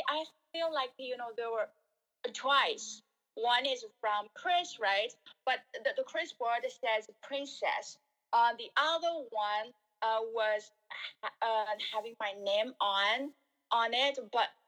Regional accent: Shanghai, China; bred, born and bred in Shanghai.

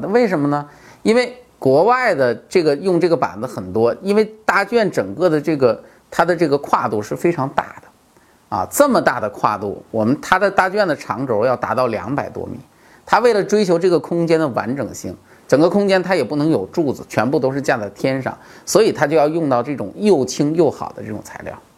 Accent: China; 我们中国人

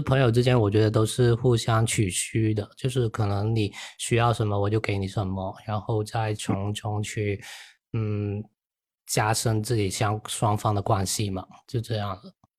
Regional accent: Yunfu, Guangdong, China; 我是广东云浮

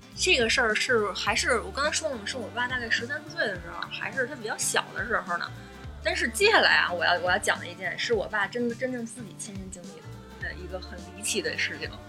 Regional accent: Beijing, China; 我其实是就是土生土长的石景山人，我从小在石景山出生，长大上学

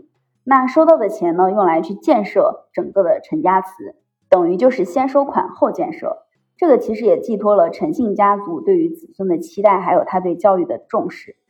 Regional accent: Henan, China; moved away as an adult; 因为我是河南人嘛

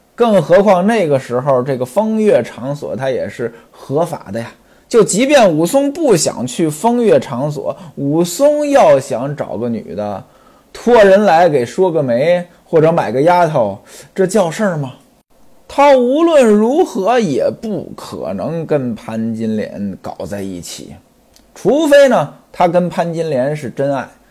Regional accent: Hebei, China; 我老家呢，就是河北的，当然比这清河县呢要再北一些

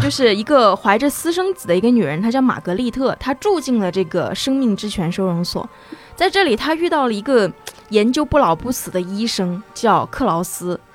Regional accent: Nanjing, Jiangsu, China; also born or lived in Shanghai; 我出生在南京

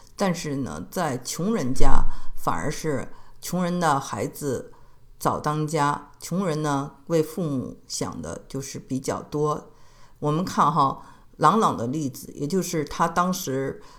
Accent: Beijing, China; 我是北京人嘛

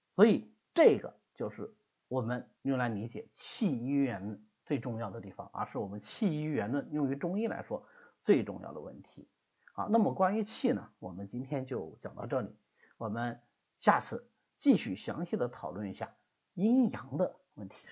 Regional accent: Hangzhou, Zhejiang, China; 所以我们杭州这地方吃辣的就比较少

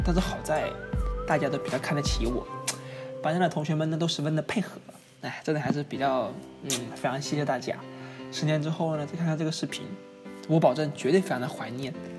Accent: Hainan, China; accent: Hainan Mandarin; 其实我想跟他们说的是，都是你们这个东北人和北京人把我口音带的四不像。稍说话稍微一不注意呢，就东北味。其实呢，其实我觉得我的海普还挺好看啊，还挺好听的嘛

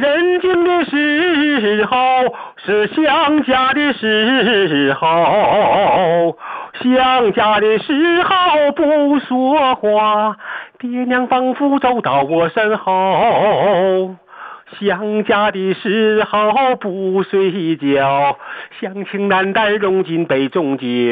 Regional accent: Shenyang, Liaoning, China; 我们沈阳这边有一个关东影视城

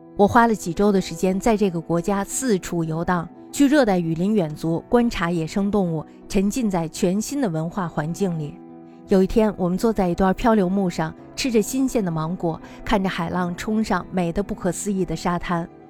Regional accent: China; 我们中国人的思考

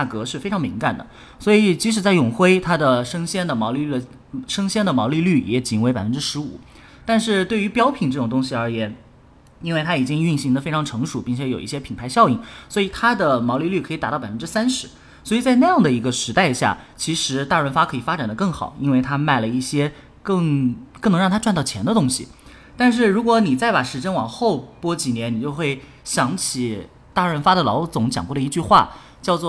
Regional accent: Shanghai, China; 因为我是来自上海嘛，上海其实是中国零售发展最为呃最为先进的地方，并且它拥有最多的业态。

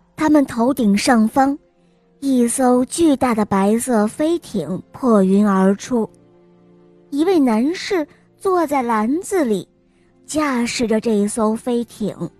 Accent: Chengdu, Sichuan, China; 我来自熊猫的故乡成都

